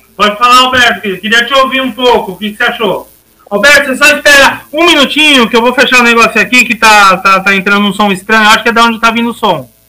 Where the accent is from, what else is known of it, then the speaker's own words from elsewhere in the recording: Brazil; a gente se sentir no nosso país como brasileiros